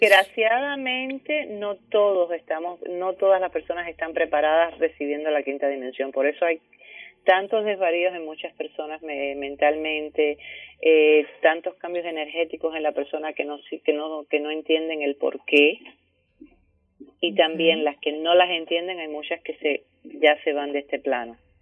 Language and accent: Spanish; Cuba; Cuba, que es de donde yo vengo